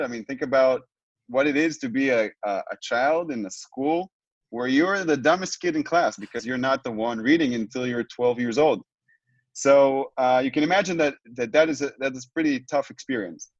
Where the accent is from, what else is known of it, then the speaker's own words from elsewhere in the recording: Tel Aviv, Tel Aviv District, Israel; I'm joining uh, you both from uh, from where I was born, from Israel, from Tel Aviv, Israel